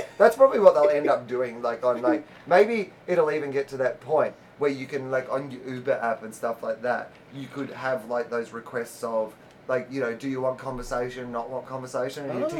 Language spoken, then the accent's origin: English; Australia; moved away as an adult; now in United States; no, I'm Australian.